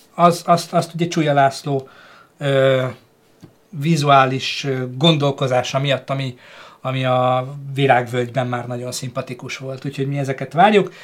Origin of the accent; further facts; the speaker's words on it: Hungary; magyarok vagyunk